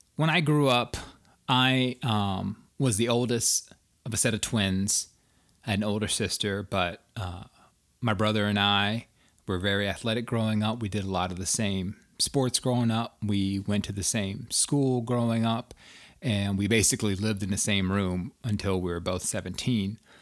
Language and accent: English; outside of Atlanta, Georgia, United States; moved away as an adult; also born or lived in Washington, D.C. area; the skinny kid growing up outside of Atlanta, Georgia.